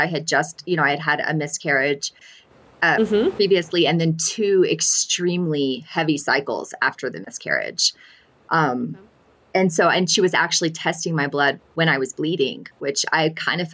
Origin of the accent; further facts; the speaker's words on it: Alabama, United States; also born or lived in northern New Mexico; now in New Mexico, United States; I'm actually from Alabama